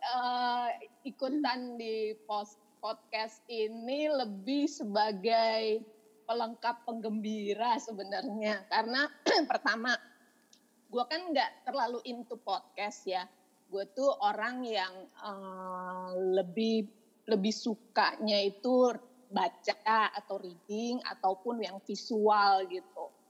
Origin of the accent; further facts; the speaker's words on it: Jakarta, Indonesia; also born or lived in Malang; gedenya Jakarta sih, cuma numpang lahir doang di Malang